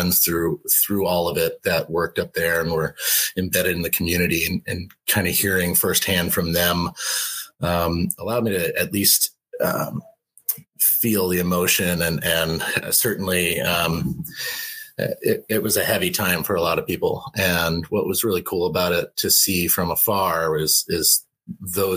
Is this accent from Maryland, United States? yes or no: no; Chicago, Illinois, United States; I grew up just outside of Chicago, just north of the city, right on Lake Michigan.